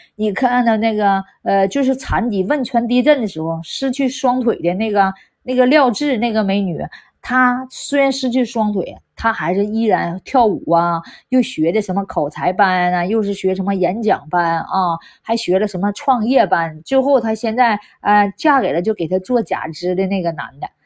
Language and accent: Chinese; Northeast China, China; 我们东北就是那样式儿的，在火炕上睡觉的啊，那还有火炉子呢，对吧？对呀，真是那样式儿的。那谁不是小孩儿在火炕上那个长，长大？那时候俺们东北也冷，你知道吧？没床，没床。一般都是火炕